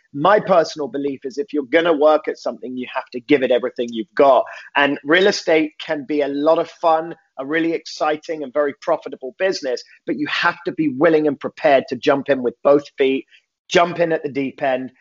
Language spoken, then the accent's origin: English; London, United Kingdom; moved away as an adult; now in Los Angeles, United States; born and raised in London, England